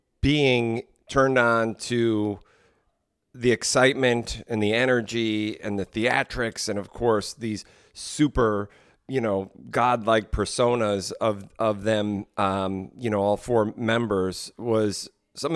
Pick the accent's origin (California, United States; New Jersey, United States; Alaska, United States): New Jersey, United States; Morristown; growing up in Morristown, New Jersey, and I couldn't have been more than 3 or 4 years old.